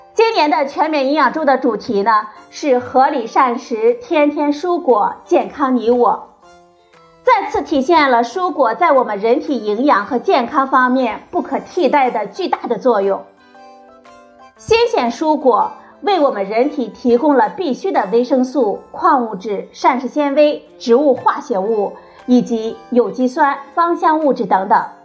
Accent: China; 对我们中国人来说

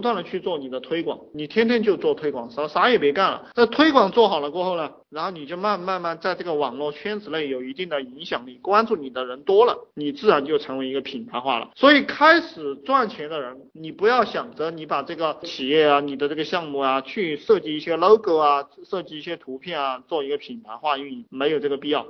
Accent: China; 我们中国人讲一命二运三风水，四季阴公五读书

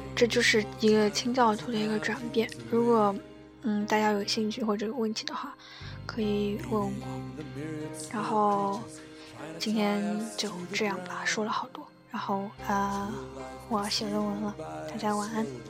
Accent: China; 我们中国人，不是每个人都信道教，但是每个人都会有道的那种气质在里面

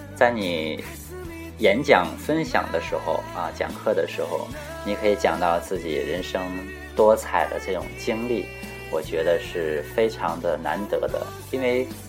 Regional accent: Jilin, China; 很多人都知道我家是东北的，啊，吉林，那吉林长白山，那离这个北朝鲜特别的近

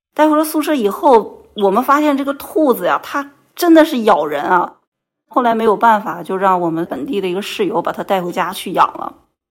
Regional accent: Northeast China, China; moved away as an adult; now in Qingdao, China; 我的家乡是在东北

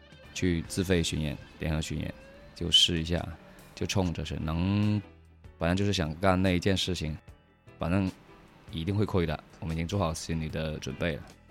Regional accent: Qinzhou, Guangxi, China; 我们就三个土生土长的钦州的野仔。

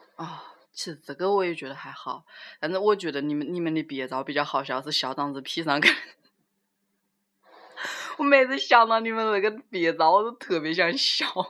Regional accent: Wuhan, Hubei, China; accent: Wuhan Mandarin; 我们就是普通话拿的就是就是武汉普通话

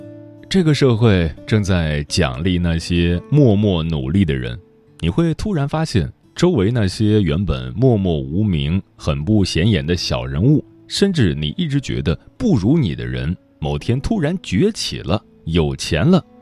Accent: China; 因为我们中国人不喜欢这种锋芒毕露的聪明人。

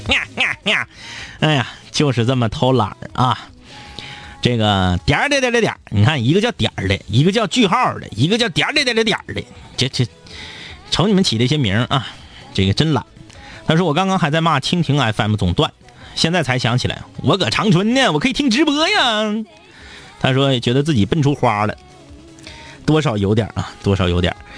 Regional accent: Changchun, Jilin, China; 自己长大的地方，我从小到大，呃，我们家的，呃，当然是在我出生之后啊，的第一套房子，老宅。 ，呃，也是在长春

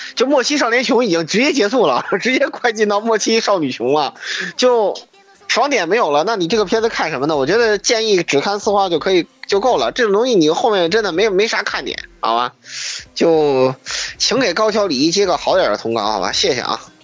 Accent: China; 作为中国人看

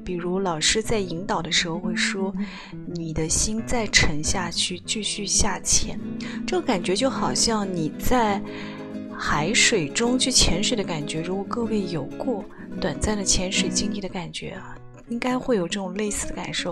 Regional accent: China; 因为在我们中国人的假期里面，春节是要跟家人共度的

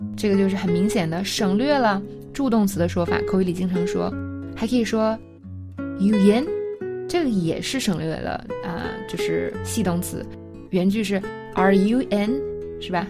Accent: China; 我们中国人听有一些音就是听不太出来

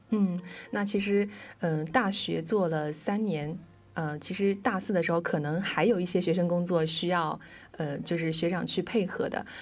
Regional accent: Zhejiang, China; 我们生在浙江

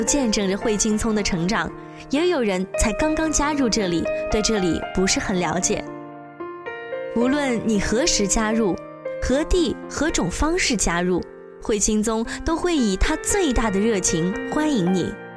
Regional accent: Wenzhou, Zhejiang, China; 我是来自温州大学的吉他学院的一名大一的学生

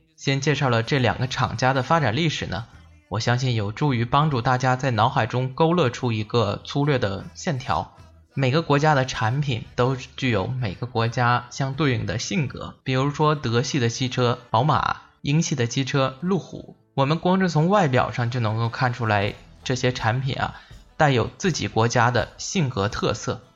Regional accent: China; 我们中国人

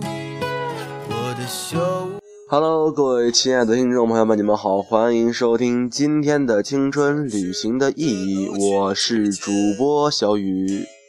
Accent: China; 我们中国人呢，这个普遍素质，实话实说，并没有跟上这个时代的发展

